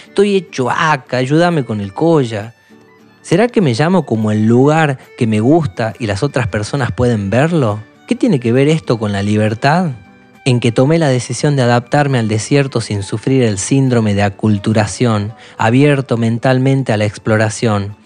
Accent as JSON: {"language": "Spanish", "town": "Aguaray", "region": "Salta", "country": "Argentina", "said": "no sé si soy de Salta, puede ser de la provincia, pero soy de Aguaray, la aguada del zorro en guaraní."}